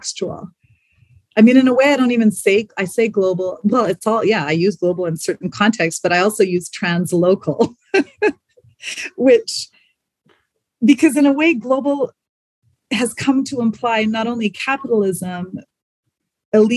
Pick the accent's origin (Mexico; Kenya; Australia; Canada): Canada; moved away as an adult; also born or lived in South Africa / Spain / France; coming from South Africa, growing up in Canada